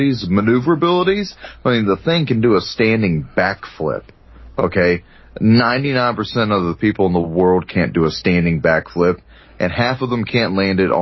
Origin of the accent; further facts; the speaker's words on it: Texas, United States; accent: Texas; There's my Texas accent